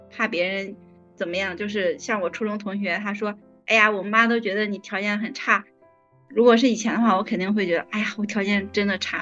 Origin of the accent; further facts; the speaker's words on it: Henan, China; now in Beijing, China; 因为我是河南人